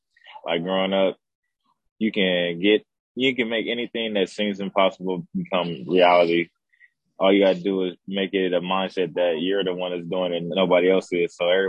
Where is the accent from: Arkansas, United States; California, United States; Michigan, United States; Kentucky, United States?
California, United States; Fresno; now in Los Angeles, United States; It's not boring. It's just more you need to know people to experience fun in Fresno. It's not a small town.